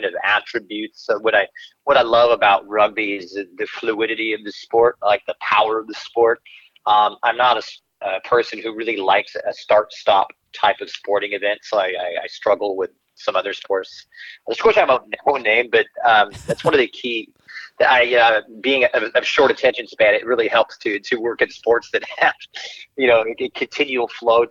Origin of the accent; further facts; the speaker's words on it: Portland, Oregon, United States; moved away as an adult; now in Los Angeles, United States; I'm from Portland, Oregon. Grew up there and then moved to Los Angeles about 25 years ago